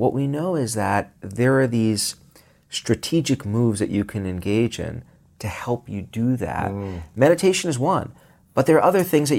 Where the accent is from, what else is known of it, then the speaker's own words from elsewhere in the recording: Brooklyn, New York, United States; where I grew up in Brooklyn, parks, green spaces were synonymous with getting mugged.